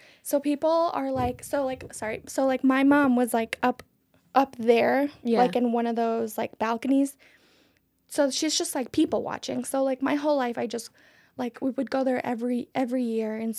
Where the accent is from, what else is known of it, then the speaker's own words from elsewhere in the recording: Mexico; moved away; The last time I went to my hometown in 2019